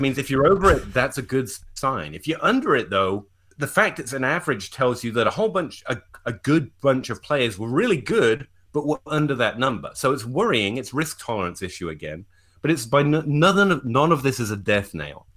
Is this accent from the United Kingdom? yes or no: yes; England, United Kingdom; I'm English